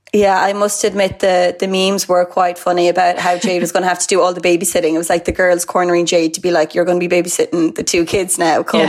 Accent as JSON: {"language": "English", "town": "Mallow", "region": "Munster", "country": "Ireland", "said": "I'm from Mallow, so I'd be about 40, about 30 to 40 minutes from Douglas"}